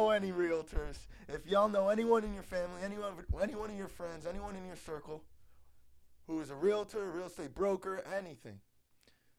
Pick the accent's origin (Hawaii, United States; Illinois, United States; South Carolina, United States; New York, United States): Illinois, United States; Chicago; I'm from Chicago